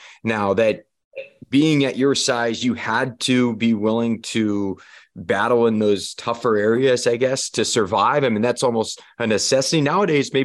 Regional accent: California, United States; Growing up in California, we just don't have basements

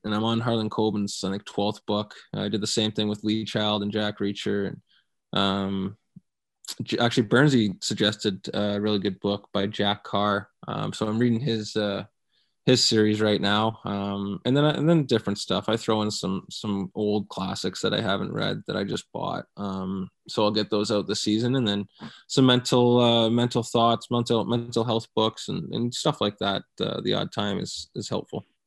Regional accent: London, Ontario, Canada; moved away; also born or lived in Guelph, Ontario; my hometown of, of London

